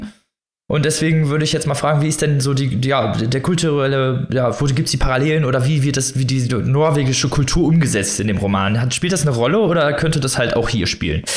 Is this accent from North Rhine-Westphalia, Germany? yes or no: yes; North Rhine-Westphalia, Germany; hier, wo ich herkomme, äh, aus Nordrhein-Westfalen